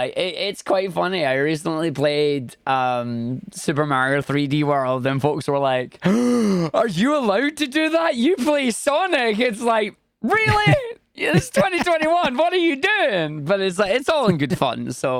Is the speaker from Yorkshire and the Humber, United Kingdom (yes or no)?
no; Scotland, United Kingdom; No, I'm from the other Irish country. I'm from Scotland. born and raised here, and that's where I am.